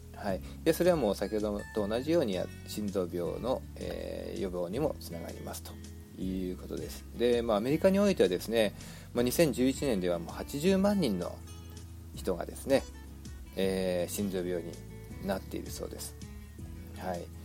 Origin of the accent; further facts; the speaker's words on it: Shizuoka, Japan; moved away as an adult; now in United States; 私が小学校の時に静岡の、えー、田舎にいたいましたけども